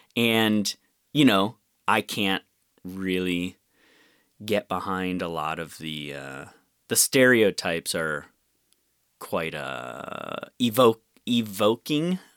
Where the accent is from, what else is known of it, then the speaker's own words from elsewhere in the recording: Rochester, United States; I grew up mostly in Rochester